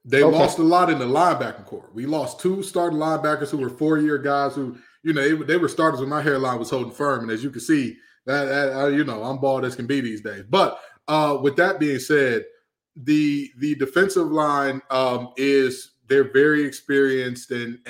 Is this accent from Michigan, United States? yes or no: yes; Detroit, Michigan, United States; I was a poor kid growing up in Detroit.